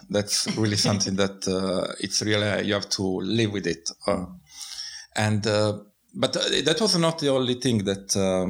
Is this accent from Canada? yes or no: no; Bari, Apulia, Italy; English is a second language; moved away as an adult; also born or lived in Finland; now in Tartu, Estonia; I'm from South Italy. It's a city called Bari.